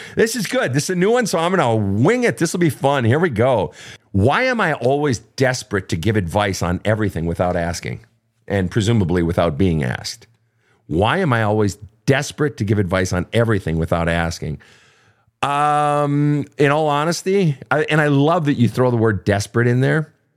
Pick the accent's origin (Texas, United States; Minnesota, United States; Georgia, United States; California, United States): Minnesota, United States; I'm from Minnesota